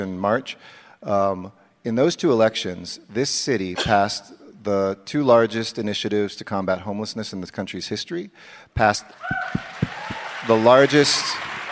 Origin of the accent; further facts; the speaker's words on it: Los Angeles, California, United States; I grew up in the San Fernando Valley